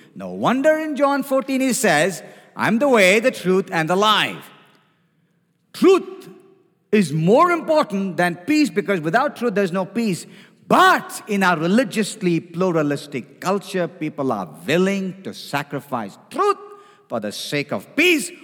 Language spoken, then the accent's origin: English; India; now in United States; I come from India